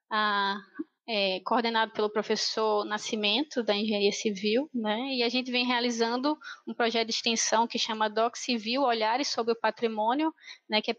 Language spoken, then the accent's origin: Portuguese; Recife, Pernambuco, Brazil; moved away as an adult; now in Marabá, Brazil; Eu sou de Recife, então a minha vivência ah, de graduação e doutorado, até o doutorado, né, ela foi é, realizada lá na Universidade Federal de Pernambuco